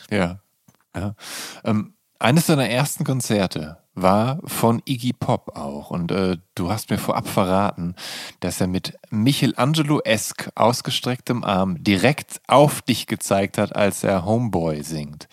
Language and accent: German; Viersen, North Rhine-Westphalia, Germany; now in Berlin, Germany; meiner Heimatstadt